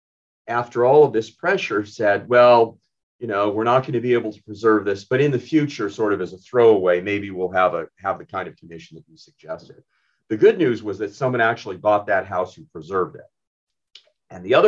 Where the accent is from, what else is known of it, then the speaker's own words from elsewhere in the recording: Beverly Hills, California, United States; moved away as an adult; also born or lived in Sweden / Austria; I grew up in Beverly Hills and went to, you know, Hawthorne K through 8, went to the high school